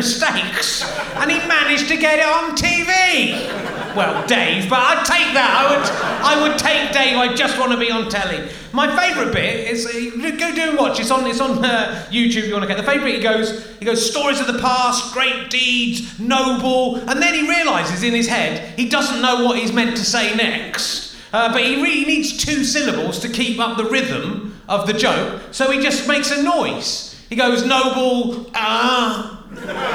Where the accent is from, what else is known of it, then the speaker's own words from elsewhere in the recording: Cheddar, South West England, United Kingdom; I'm from Cheddar